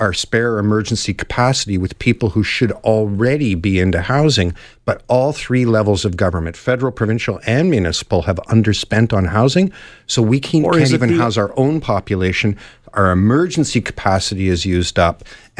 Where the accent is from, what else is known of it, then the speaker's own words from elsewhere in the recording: Canada; And I think that's just sort of my duty as a Canadian.